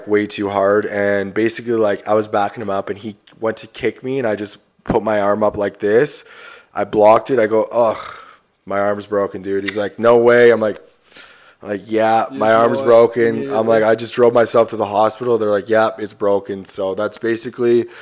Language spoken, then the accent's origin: English; Stratford, Ontario, Canada; I'm from Stratford, and like growing up in Stratford, everyone wants to play hockey